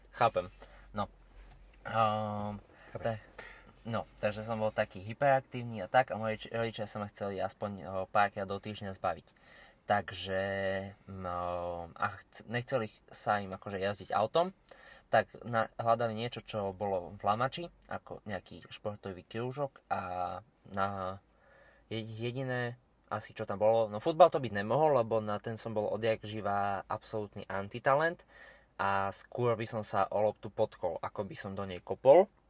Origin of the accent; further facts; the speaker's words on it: Slovakia; ja som bol zo Slovenska zvyknutý